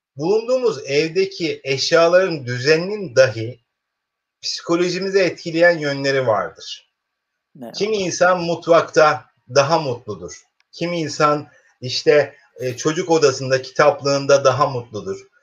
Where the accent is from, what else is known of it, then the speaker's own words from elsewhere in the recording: Keskin, Kırıkkale, Turkey; Bozkır'ın ortasında buğday tarlalarıyla meşhur işte Kırıkkale'nin Keskin ilçesinde doğmuş bir e, öğretmenim